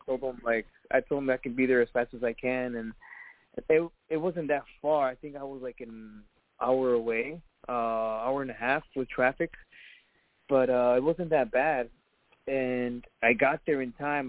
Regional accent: Chicago, Illinois, United States; I grew up in Pilsen, actually, and uh, in okay. Little Village also. I grew up there, and then Archer Heights.

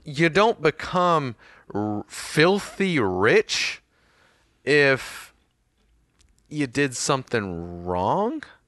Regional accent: United States; I'm American, and I don't pronounce it with two Ts

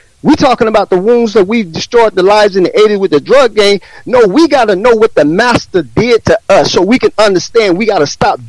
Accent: Atlanta, Georgia, United States; also born or lived in New Jersey; I grew up in Atlanta. I grew up in Jersey, and I grew up in the 60s, because I'm a 60 baby. I was born in 61.

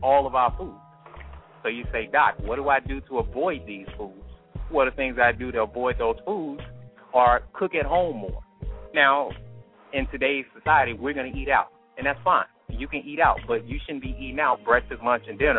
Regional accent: Atlanta, Georgia, United States; now in Grand Prairie, United States; I'm from Atlanta, Georgia

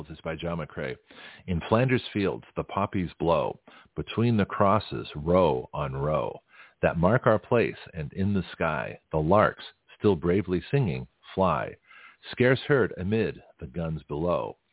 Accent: Canada; also born or lived in Australia; So this is this is what I remember from growing up in Canada and Australia. Now in Canada, we we had the poppies

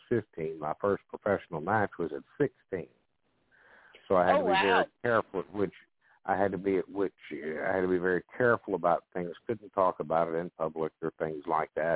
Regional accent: the South, United States; growing up as a child in the South

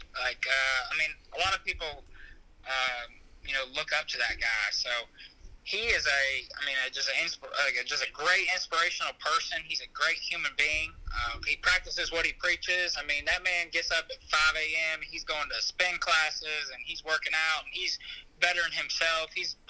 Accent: New Albany, Indiana, United States; I'm a kid from Indiana.

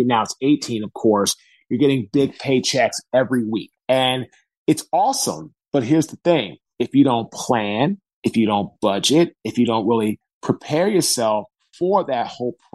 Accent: Washington, District of Columbia, United States; now in Raleigh, United States; I'm from Washington, D.C. I live now in Raleigh, North

